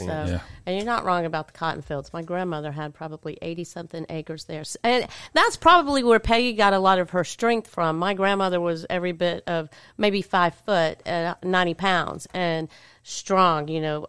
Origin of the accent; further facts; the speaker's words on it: Centre, Alabama, United States; I mean, growing up in Center, we would come to Rome to go to, like, the eye doctors and things